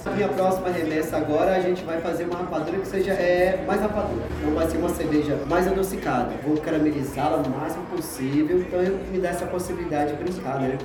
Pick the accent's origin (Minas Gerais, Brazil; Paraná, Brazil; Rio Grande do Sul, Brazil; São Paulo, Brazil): Minas Gerais, Brazil; Salinas; eu sou de Salinas